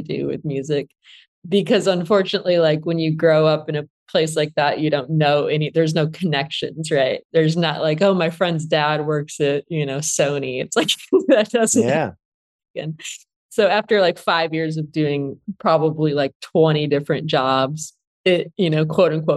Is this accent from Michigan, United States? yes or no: yes; Flint, Michigan, United States; I grew up in Flint, Michigan